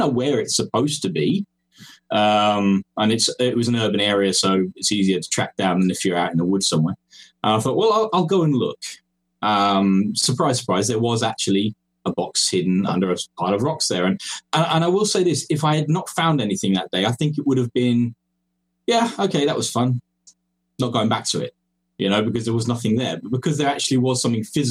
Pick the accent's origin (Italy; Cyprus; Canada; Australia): Cyprus; moved away as an adult; also born or lived in England; now in Estonia; I'm English by birth. That's where I was born. But my parents moved me across to Cyprus when I was young, along with my brother. And that's where I grew up.